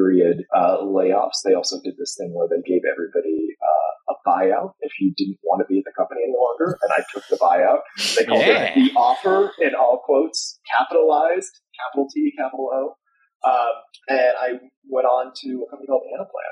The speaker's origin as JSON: {"language": "English", "area": "the Bay Area", "region": "California", "country": "United States", "tie": "born or raised there", "said": "I grew up in the Bay Area"}